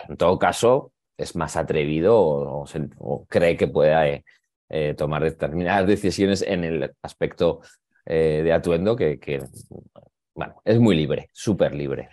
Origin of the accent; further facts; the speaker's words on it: Zaragoza, Aragon, Spain; now in Madrid, Spain; yo soy de Zaragoza, y, pero ahora resido en Madrid